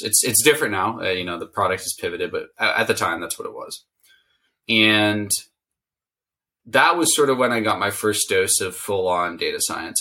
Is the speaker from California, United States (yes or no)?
yes; Silicon Valley, California, United States; I grew up in Silicon Valley